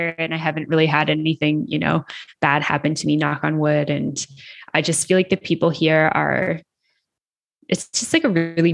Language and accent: English; Canada; moved away as an adult; now in Mexico; I'm from Canada